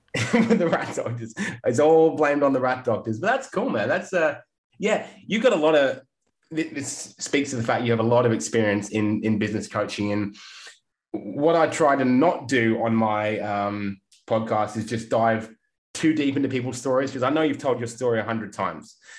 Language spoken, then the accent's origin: English; England, United Kingdom; now in Australia; I grew up in England and didn't grow up near the beach.